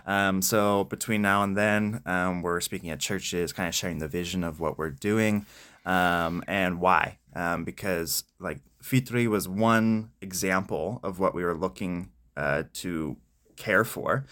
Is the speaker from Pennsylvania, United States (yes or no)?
yes; Spring Grove, Pennsylvania, United States; I grew up in Spring Grove